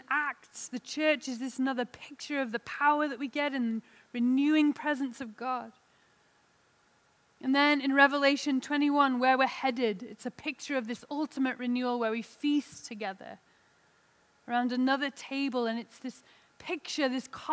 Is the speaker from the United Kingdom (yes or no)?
yes; England, United Kingdom; now in Salt Lake City, United States; I'm an English lady in Salt Lake City